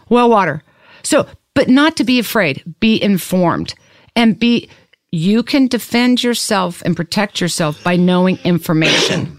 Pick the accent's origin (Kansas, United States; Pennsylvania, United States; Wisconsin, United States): Kansas, United States; Lawrence; I'm from Kansas. I was born and raised in Lawrence